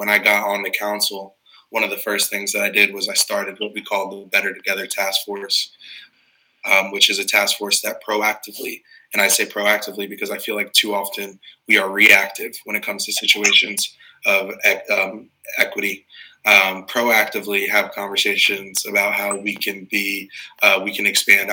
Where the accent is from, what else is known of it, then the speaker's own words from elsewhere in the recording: Morristown, New Jersey, United States; I grew up in Morristown, born and raised in the community that I currently represent as a council person